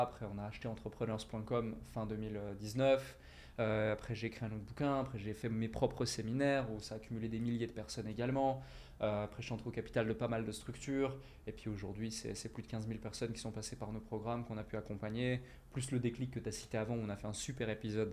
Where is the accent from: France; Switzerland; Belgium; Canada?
Switzerland; moved away as an adult; now in Dubai, United Arab Emirates; j'habitais en Suisse, je suis né en Suisse, je suis suisse à la base